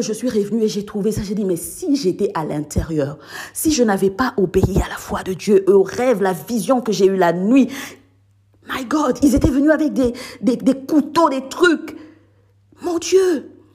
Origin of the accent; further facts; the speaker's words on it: Gombe, Kinshasa, DR Congo; moved away as an adult; also born or lived in South Africa; now in France; là où je résidais avec ma mère, euh, au pays, à Gombe